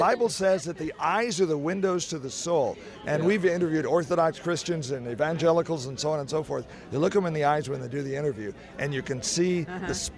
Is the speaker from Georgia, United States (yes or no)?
no; Oregon, United States; I'm from Oregon